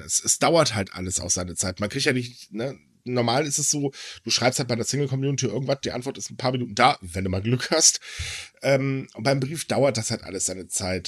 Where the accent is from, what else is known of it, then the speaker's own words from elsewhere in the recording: Germany; ich lebe gerne in Deutschland, juhu, weil das ist meine Heimat.